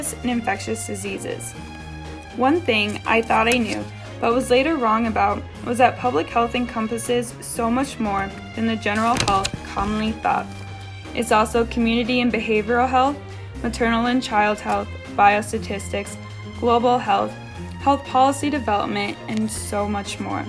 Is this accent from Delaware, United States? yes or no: no; Independence, Iowa, United States; from Independence, Iowa